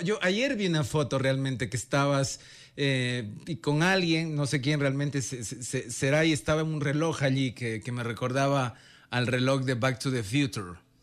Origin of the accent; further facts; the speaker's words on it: Ecuador; no le dije que era de Ecuador, pero supuso que era de Venezuela por el acento